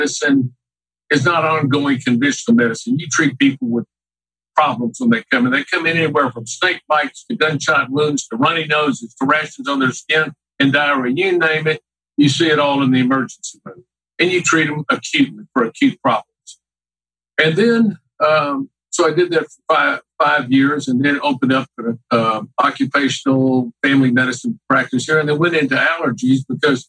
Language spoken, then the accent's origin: English; Houston, Texas, United States; So I grew up here in Houston, Texas.